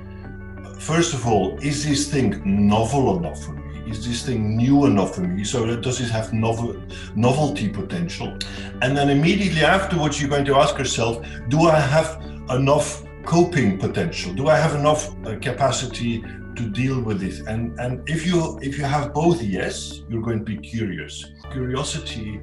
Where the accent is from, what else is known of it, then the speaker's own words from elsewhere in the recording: Belgium; moved away as an adult; also born or lived in China / Hong Kong / Shanghai / Finland; I'm from Belgium originally.